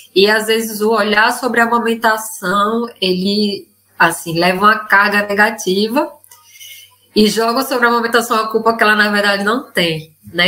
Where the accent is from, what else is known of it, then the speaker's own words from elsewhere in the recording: Northeast Region, Brazil; moved away as an adult; now in Buenos Aires, Argentina; Ela, assim como eu, é nordestina, né? Hoje a live, gente, são duas nordestinas expatriadas